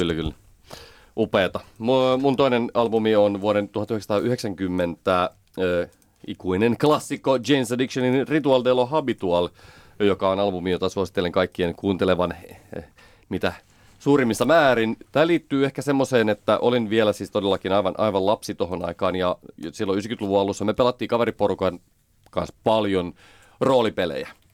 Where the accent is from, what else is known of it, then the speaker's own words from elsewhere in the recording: Pälkäne, Pirkanmaa, Finland; Pälkänenellä näkyy, asuttiin siellä